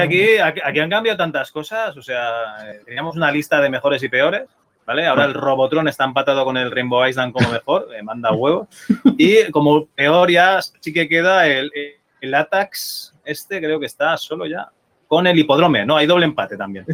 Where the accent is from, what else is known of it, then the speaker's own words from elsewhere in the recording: Spain; como buenos españoles